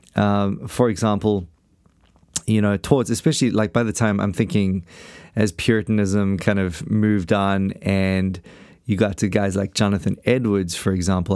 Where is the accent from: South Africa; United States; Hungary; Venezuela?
South Africa; I come from South Africa